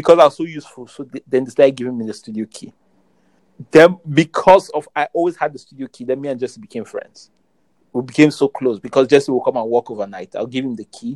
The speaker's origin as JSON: {"language": "English", "town": "Jos", "region": "Plateau", "country": "Nigeria", "tie": "born or raised there", "moved": "as an adult", "lives_now": "Lagos, Nigeria", "said": "I grew up in Jos. I went to school in Jos"}